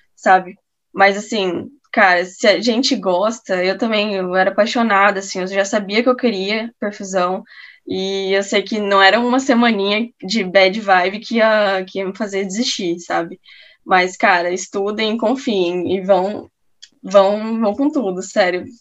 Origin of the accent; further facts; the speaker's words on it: Campo Grande, Mato Grosso do Sul, Brazil; moved away as an adult; now in Porto Alegre, Brazil; eu sou de Campo Grande, Mato Grosso do Sul